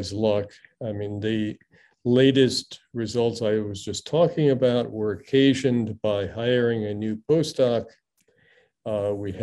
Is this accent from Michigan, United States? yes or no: yes; Midland, Michigan, United States; also born or lived in Singapore; now in Galveston, United States; I grew up in Midland, Michigan, which is the home of Dow Chemical Company